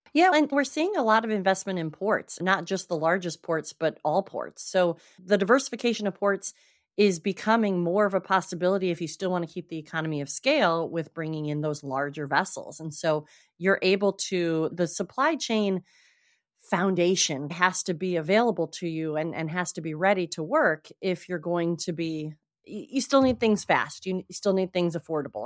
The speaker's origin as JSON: {"language": "English", "town": "Traverse City", "region": "Michigan", "country": "United States", "moved": "yes", "lives_now": "South Coast, Massachusetts, United States", "said": "I am from Northern Michigan originally"}